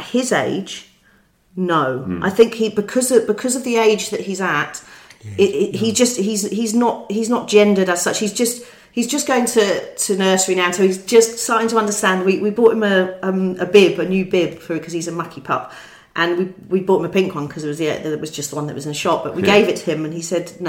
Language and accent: English; London, United Kingdom; we're Londoners, we're both Londoners, we were born and bred in London